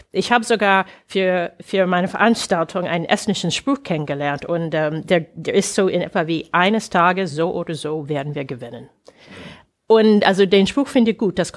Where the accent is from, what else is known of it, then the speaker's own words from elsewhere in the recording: United States; German is a second language; Also das ist mir als Amerikanerin, als ausländische Gäste aufgefallen.